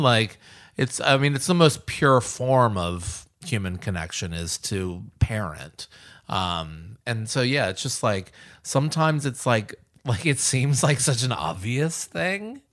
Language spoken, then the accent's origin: English; the South, United States; now in Nashville, United States; I grew up in the South